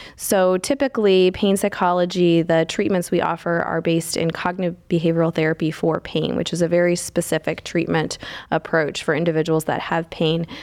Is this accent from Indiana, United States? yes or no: yes; Indiana, United States; moved away as an adult; now in Cleveland, United States; I am, uh, born and raised in Indiana